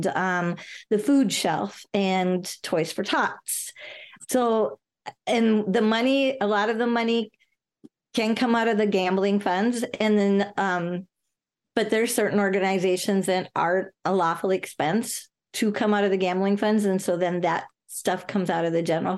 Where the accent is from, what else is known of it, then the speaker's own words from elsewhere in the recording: Big Lake, Minnesota, United States; I actually been born and raised in Big Lake, so I've lived here all my life